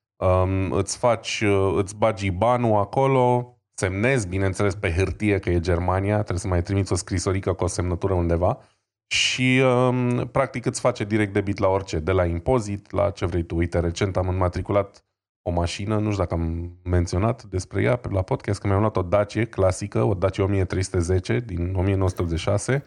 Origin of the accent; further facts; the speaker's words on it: Brașov, Brașov County, Romania; noi suntem din Brașov